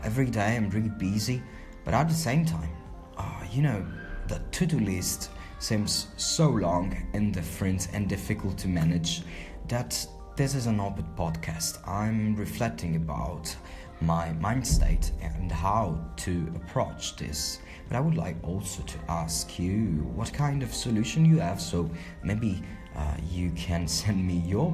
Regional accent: Palermo, Sicily, Italy; I'm from Palermo in Sicily, the island southern Italy

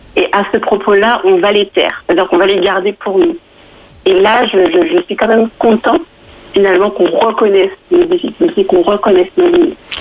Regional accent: Guadeloupe; moved away as an adult; now in Île-de-France, France; Je viens de la Guadeloupe et je suis en France depuis, euh, depuis plus de 10 ans maintenant.

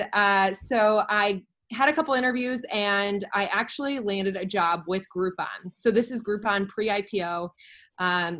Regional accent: St. Louis, Missouri, United States; moved away as an adult; also born or lived in Oxford, Ohio / Chicago; I grew up in St. Louis, Missouri

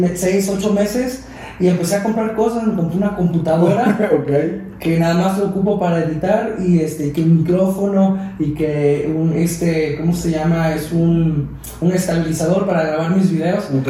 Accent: Veracruz, Mexico; moved away; also born or lived in Mexico City; yo soy de aquí de México, pero no de la ciudad, sino de Veracruz

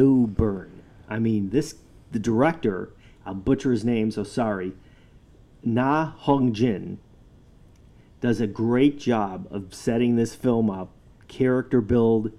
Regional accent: Chicago, Illinois, United States; now in Washington, D.C., United States; I'm from Chicago

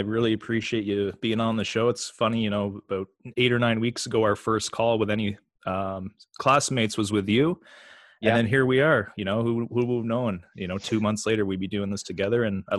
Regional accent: Toronto, Ontario, Canada; you know, I live in Toronto, Canada, which is like the mecca of hockey, mm-hmm. You know? So, boys growing up in Toronto, they don't go to drama class or acting class.

